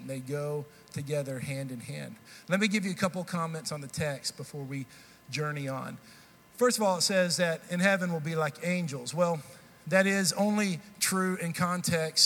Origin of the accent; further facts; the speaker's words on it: Texas, United States; now in Nashville, United States; I grew up in Texas. I've still lived up to this point more years in Texas than I have in Tennessee.